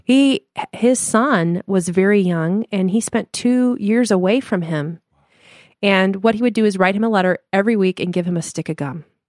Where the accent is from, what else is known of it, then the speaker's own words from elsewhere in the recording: Denver, Colorado, United States; moved away; also born or lived in Chicago / Limburg, Netherlands (family); we're from Denver, Colorado originally and moved to Chicago